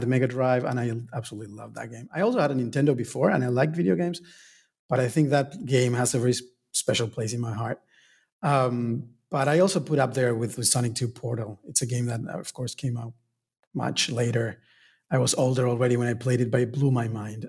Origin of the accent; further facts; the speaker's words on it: Argentina; moved away; I was born and raised in Argentina